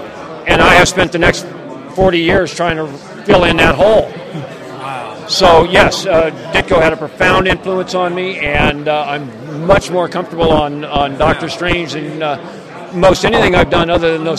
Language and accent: English; Kansas City, United States; born there; also born or lived in Colorado / California; Well, I was born in Kansas City, but I was only there for 3 days. My dad was Navy, and we moved all over. I've always considered Colorado home, but I always end up back in California.